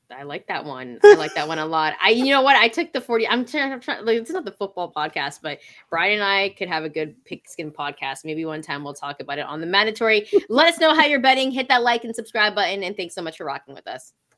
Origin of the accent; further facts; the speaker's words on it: Canada; I'm not American. I'm Canadian.